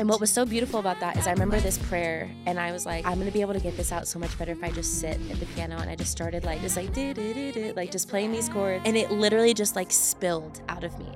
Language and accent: English; California, United States; moved away as an adult; now in Utah, United States; growing up in California, moving to Utah 'cause I thought I wanted to be a dental hygienist